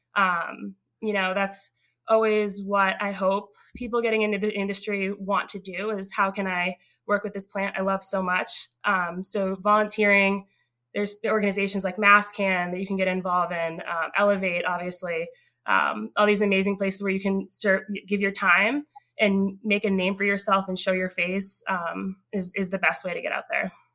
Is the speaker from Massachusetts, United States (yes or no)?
yes; North Andover, Massachusetts, United States; also born or lived in Newburyport, Massachusetts; I grew up um, in North Andover, Massachusetts.